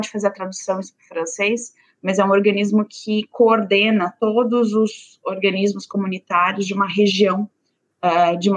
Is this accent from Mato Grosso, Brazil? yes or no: yes; Diamantino, Mato Grosso, Brazil; also born or lived in São Paulo; Sou natural de Diamantino, interior de Mato Grosso, uma cidadezinha 200 quilômetros de Cuiabá, bem pequenininha. Eu gosto muito. Uh, mas fui para São Paulo para estudar